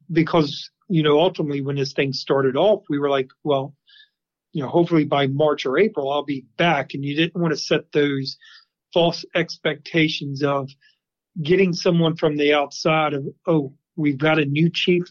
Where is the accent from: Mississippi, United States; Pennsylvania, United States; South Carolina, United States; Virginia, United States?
Virginia, United States; Manassas; I grew up here in Manassas